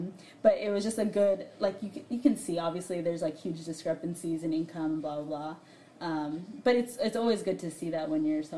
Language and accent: English; United States; we have a certain number of privileges that come with being American